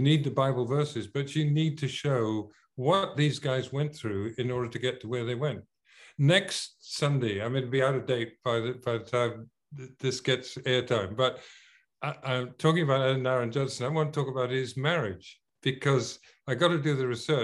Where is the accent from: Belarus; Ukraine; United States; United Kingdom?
United Kingdom; Scotland; I am British. I'm actually Scottish.